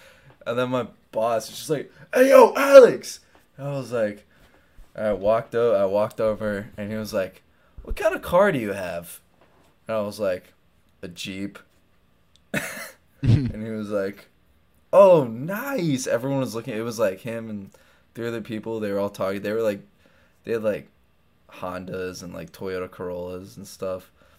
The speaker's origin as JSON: {"language": "English", "country": "United Kingdom", "said": "We're quite posh. And British. I'm British, technically."}